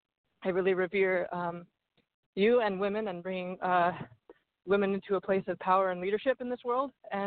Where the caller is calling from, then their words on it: California, United States; I'm calling from the Redwood Forest.